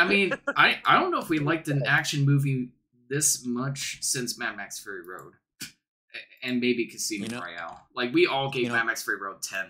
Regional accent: Canada; We're Canadian, right?

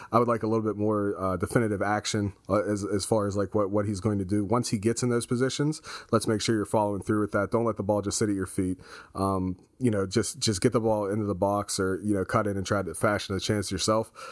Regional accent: United States; even as an American

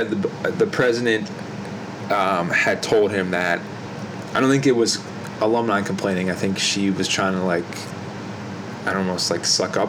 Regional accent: New Jersey, United States; because I'm from South Jersey.

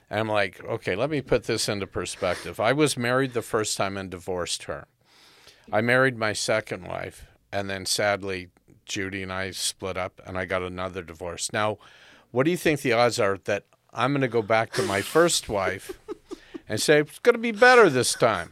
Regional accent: United States; now in Canada; I'm an American by birth, but, uh, Canadian by choice

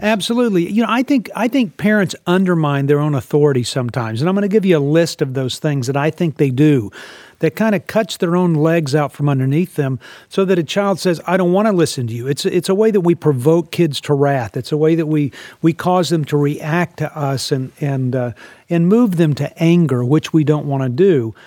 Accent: Texas, United States; I was raised in Texas

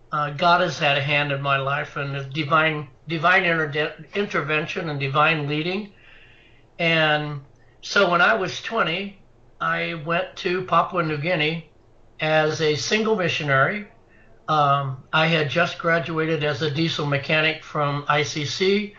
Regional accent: Tremont, Illinois, United States; I was born and raised in Tremont. It's a very very small community, still very small. I was raised very conservative. And on a farm

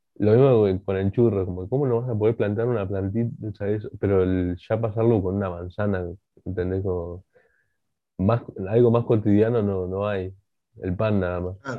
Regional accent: Bolivia; yo siendo boliviano, que me gusta la comida boliviana

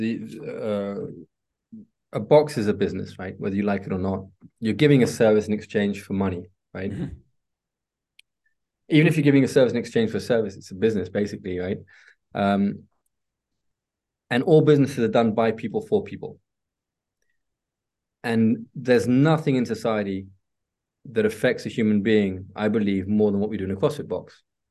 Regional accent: England, United Kingdom; also born or lived in Spain / Italy; now in France; I've been here for a very long time in Europe. Well, I say Europe because between France, Spain, and Italy, but I'm English

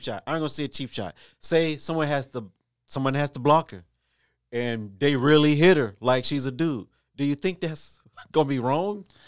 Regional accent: Ohio, United States; I am from Ohio

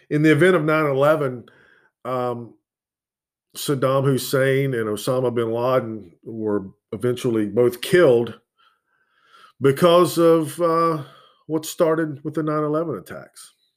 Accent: United States; I was born here. I am American by birth.

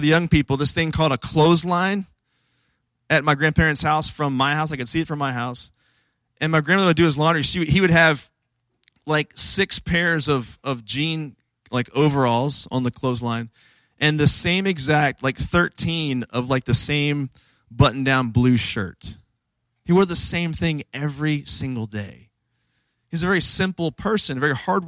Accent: Washington, D.C. area, District of Columbia, United States; I grew up in the Washington, D.C. area

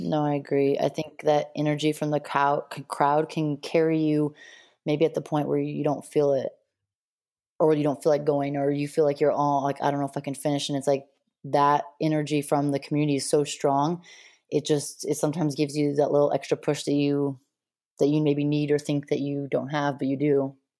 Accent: Montana, United States; also born or lived in La Jolla, California; I grew up most of my life in Montana

